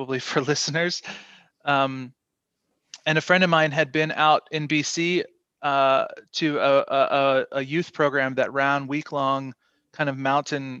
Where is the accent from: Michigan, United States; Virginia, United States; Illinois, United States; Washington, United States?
Virginia, United States; Shenandoah Valley of; now in Victoria, Canada; I grew up in the Shenandoah Valley of Virginia with my parents and grew up a church kid